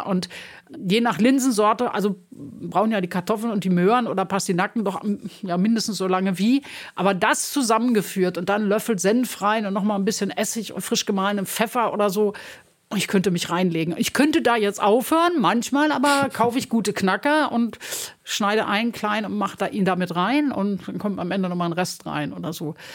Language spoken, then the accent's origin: German; Recklinghausen, North Rhine-Westphalia, Germany; moved away as an adult; also born or lived in Düsseldorf; now in Berlin, Germany; Also ich bin im Ruhrgebiet aufgewachsen, mhm. Recklinghausen.